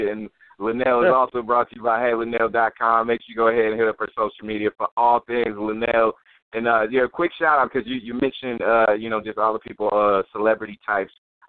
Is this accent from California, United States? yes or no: yes; Oakland, California, United States; also born or lived in Hayward; now in Castro Valley, United States; I was born and raised in East Oakland, 106 Brady Park, all the way in the back. Like, you know, got divorced, hovered around Hayward, Castro Valley.